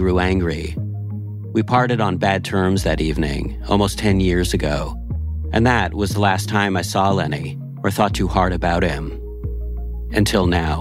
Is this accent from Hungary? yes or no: no; Laval, Quebec, Canada; moved away; Chomedey-Laval, a suburb we grew up in just outside of Montreal